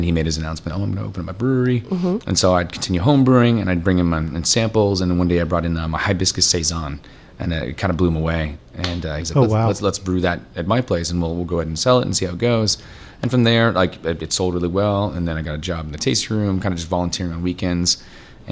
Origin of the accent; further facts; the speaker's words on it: St. Petersburg, Florida, United States; I'm originally from this county, from Pinellas County in St. Petersburg.